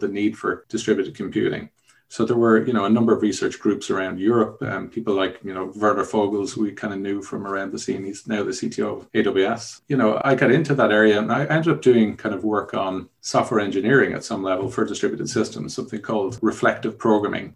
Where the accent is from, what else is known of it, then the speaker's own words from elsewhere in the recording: Dublin, Leinster, Ireland; also born or lived in Germany; I actually grew up in Dublin. I'm from Ireland, Dublin in Ireland